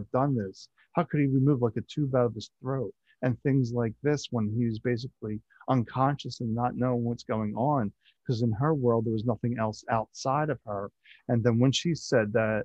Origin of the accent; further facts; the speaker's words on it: Philadelphia, Pennsylvania, United States; I was born in Philadelphia and I just grew up just outside Philadelphia